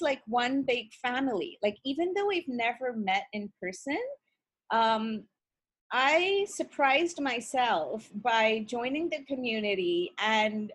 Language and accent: English; India; moved away as an adult; also born or lived in Russia / England; now in Ontario, Canada; I was born and brought up in India